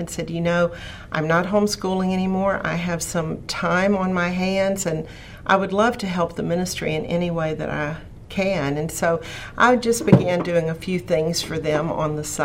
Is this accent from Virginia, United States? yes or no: yes; Radford, Virginia, United States; I grew up in Central Virginia, not too far from here in Radford